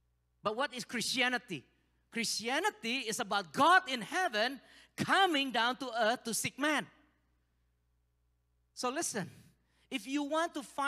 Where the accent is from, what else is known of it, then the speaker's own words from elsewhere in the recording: Kirkland, Washington, United States; now in Indonesia; It's different from Seattle. You know, I came from Kirkland. I can map it.